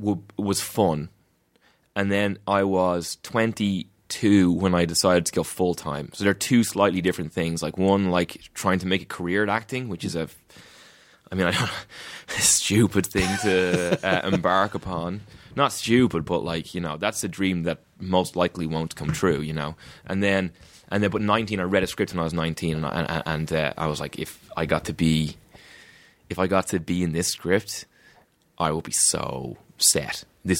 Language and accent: English; Ireland; just because I'm from Ireland doesn't mean I've been in the fucking UK either.